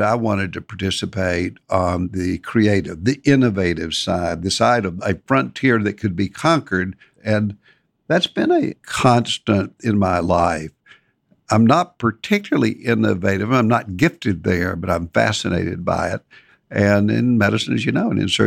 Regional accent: Nashville, Tennessee, United States; I grew up in Nashville, Tennessee

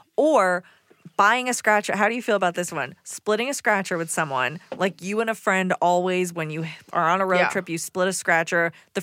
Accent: Decatur, Georgia, United States; now in Atlanta, United States; I'm from Decatur.

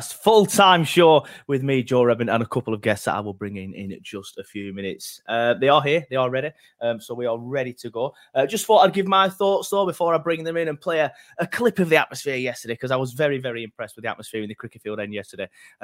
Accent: Burnley, North West England, United Kingdom; I grew up on Prescott Street. That's the street where I grew up. That's why I love Burnley so much

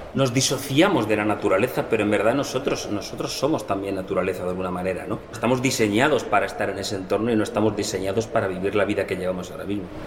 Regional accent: Madrid, Community of Madrid, Spain; moved away as an adult; also born or lived in Greenland / Reykjavik; Yo nací en Madrid, en una familia totalmente urbana.

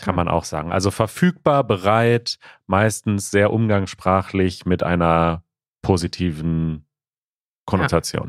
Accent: Ukraine; German is a second language; ich komme aus der Ukraine

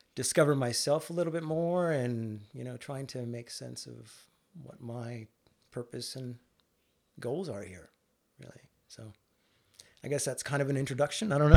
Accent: northern British Columbia, Canada; moved away as an adult; also born or lived in Vancouver, Canada / Victoria, Canada; now in Australia; I was born and raised in Canada, uh, to Indian immigrant parents

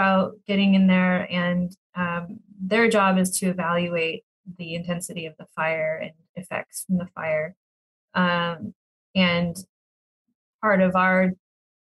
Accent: Sacramento, California, United States; I grew up in Sacramento

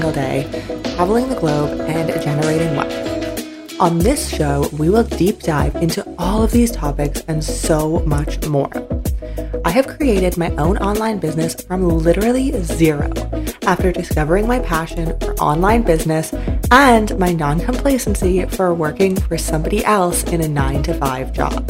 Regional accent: Canada; moved away as an adult; also born or lived in Shenzhen, China / Turkey / Georgia; I was born and raised in Canada

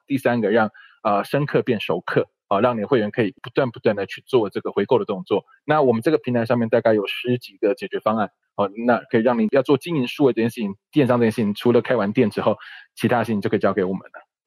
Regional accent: Tainan, Taiwan; 我本身是台南人，哦，我只是离嘉义很近的台南，北台南这样在，在那个后壁一带

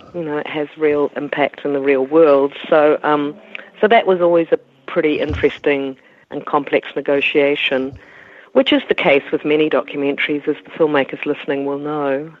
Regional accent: New Zealand; as a New Zealander

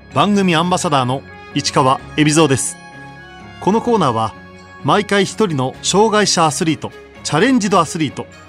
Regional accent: Tokyo, Japan; 自分は東京

